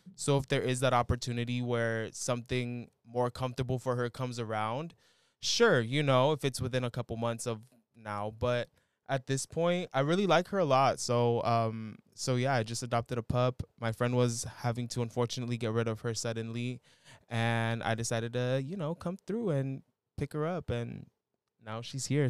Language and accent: English; San Rafael, California, United States; my hometown, San Rafael